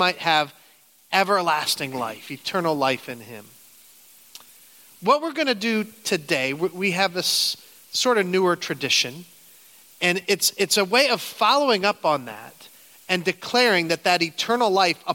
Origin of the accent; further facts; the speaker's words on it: Canton, Ohio, United States; moved away as an adult; now in upstate New York, United States; I grew up in Canton